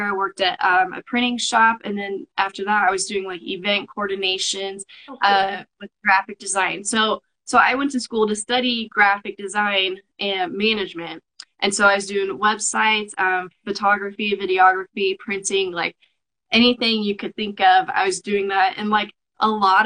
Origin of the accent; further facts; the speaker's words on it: Kansas, United States; I'm from Kansas